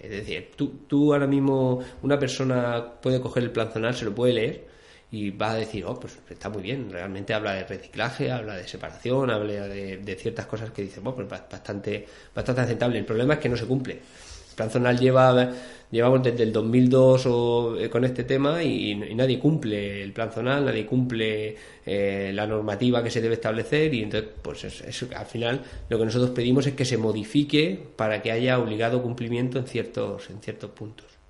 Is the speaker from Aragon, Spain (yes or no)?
no; Albatera, Valencian Community, Spain; now in Granja de Rocamora, Spain; yo vivo en Granja, pero soy de Albatera.